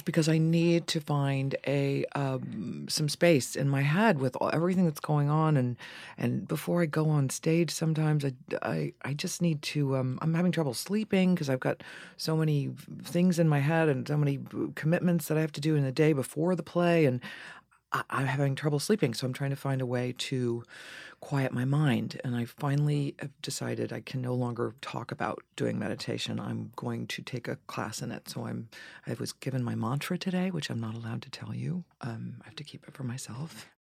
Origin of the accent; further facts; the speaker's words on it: Dayton, Ohio, United States; also born or lived in Boston, Massachusetts / Cincinnati, Ohio; they moved us to Cincinnati, Ohio, and then from Cincinnati to Dayton, Ohio, where I spent my formative years